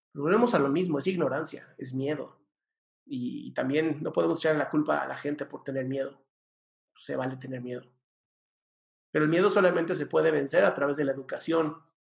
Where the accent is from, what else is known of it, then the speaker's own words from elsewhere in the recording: Mexico; soy mexicano y amo mi país